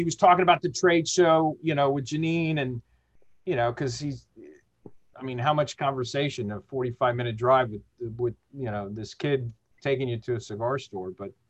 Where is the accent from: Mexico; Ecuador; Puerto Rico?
Mexico; Mexico City; born there; So I was born in Mexico City. And, even though my folks are from Chicago, but when we lived in Mexico, they made sure we all learned the language.